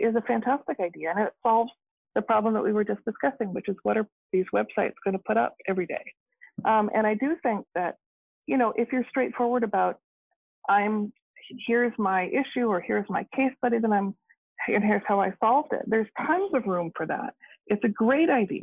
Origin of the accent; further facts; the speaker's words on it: Canada; also born or lived in Waterloo, Ontario; I am Canadian, I can vote here